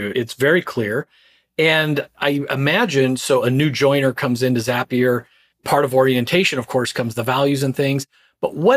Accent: Philadelphia, Pennsylvania, United States; I'm normally from Philadelphia, Pennsylvania, but I've been in San Jose for a couple of weeks.

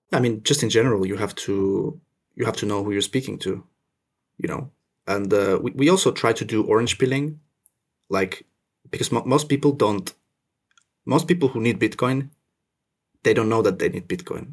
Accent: Finland; also born or lived in Russia / French Indian Ocean territory; now in France (Indian Ocean territory); I was born in Russia. I grew up in Finland

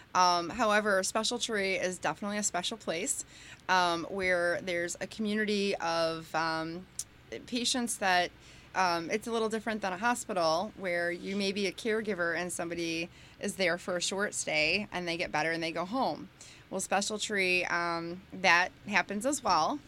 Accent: New Boston, Michigan, United States; also born or lived in Bronxville, New York; I grew up in New Boston, and it was great

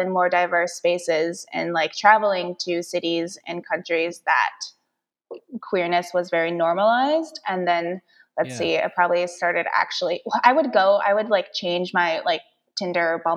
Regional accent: Saint Paul, Minnesota, United States; also born or lived in Seoul, South Korea; I'm from here, I'm from St. Paul.

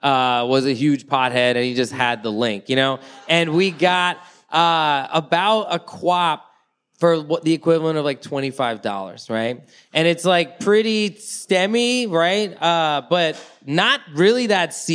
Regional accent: Thailand; moved away; I grew up in Thailand, right? I left before I smoked weed, but I returned when I was 19

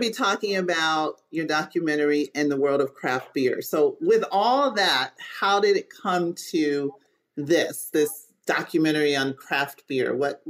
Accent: Hartford, Connecticut, United States; also born or lived in Boston; born and raised in the Northeast in Hartford, Connecticut.

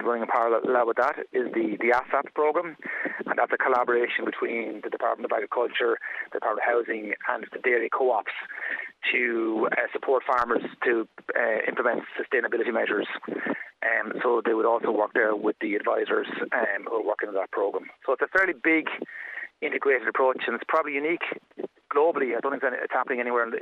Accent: Wexford, Leinster, Ireland; I'm from Wexford originally. And then we moved out to the countryside

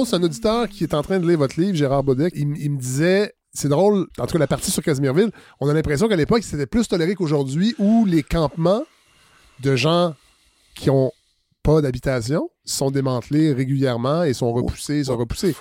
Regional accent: Saint-Hyacinthe, Quebec, Canada; Je suis natif de Saint-Hyacinthe

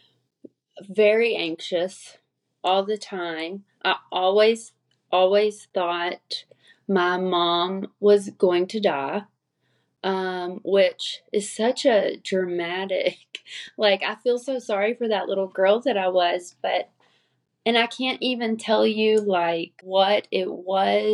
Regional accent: Springfield, Kentucky, United States; now in Lexington, United States; I grew up in Springfield, Kentucky, which is a really small rural area

